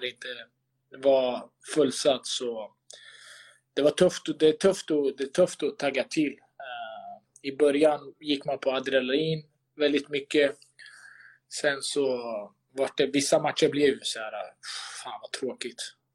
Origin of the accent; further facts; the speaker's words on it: Sweden; moved away as an adult; also born or lived in Malmö, Sweden; now in Istanbul, Turkey; Sverige är alltid hemma